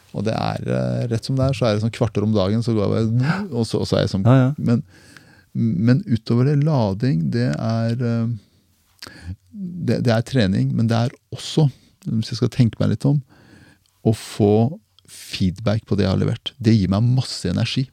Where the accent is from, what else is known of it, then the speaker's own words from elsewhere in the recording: Porsgrunn, Telemark, Norway; Porsgrunn Telemark